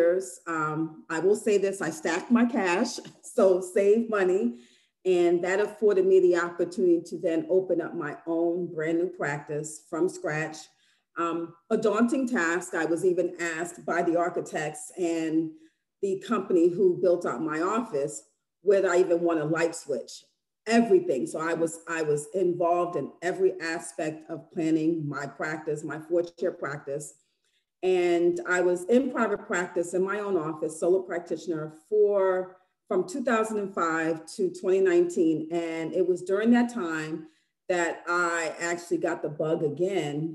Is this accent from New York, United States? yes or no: yes; New York City, New York, United States; moved away; I'm originally from New York City